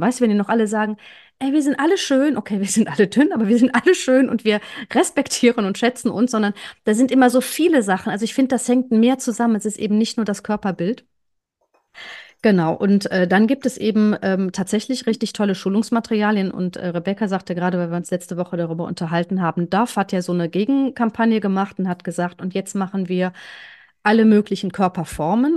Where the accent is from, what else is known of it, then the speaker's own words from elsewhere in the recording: Cologne, North Rhine-Westphalia, Germany; Ich bin Kölnerin